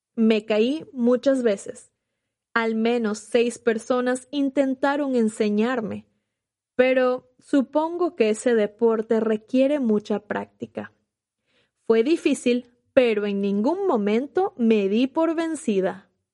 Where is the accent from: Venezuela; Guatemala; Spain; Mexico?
Venezuela; moved away as an adult; now in Los Angeles, United States; En Venezuela, mi país de origen